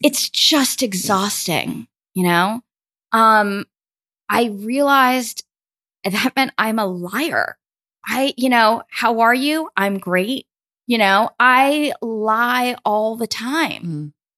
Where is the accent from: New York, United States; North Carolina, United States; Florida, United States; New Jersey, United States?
New York, United States; New York City; I grew up in Brooklyn, New York.